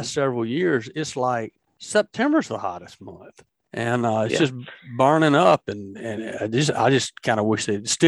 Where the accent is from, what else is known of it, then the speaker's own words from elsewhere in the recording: Tombigbee River and Black Warrior River, Alabama, United States; I grew up jug fishing on the Tombigbee River and the Black Warrior